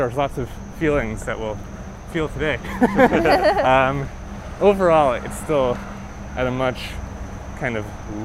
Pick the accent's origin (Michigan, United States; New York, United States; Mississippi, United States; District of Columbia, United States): New York, United States; Long Island; now in Brooklyn, United States; We grew up on Long Island, so it wasn't far